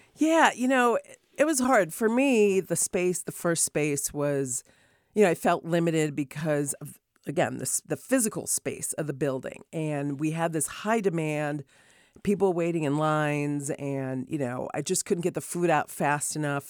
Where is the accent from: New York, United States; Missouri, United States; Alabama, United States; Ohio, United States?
New York, United States; Rochester; also born or lived in Hartford, Connecticut / Martha's Vineyard, Massachusetts; now in California, United States; they ended up, um, having me in, uh, Hartford, and then my dad got a job with Kodak, so I grew up in Rochester, New York.